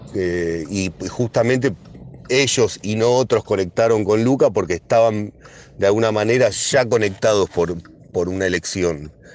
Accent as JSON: {"language": "Spanish", "area": "Hurlingham", "region": "Buenos Aires Province", "country": "Argentina", "said": "como somos de Burlingame"}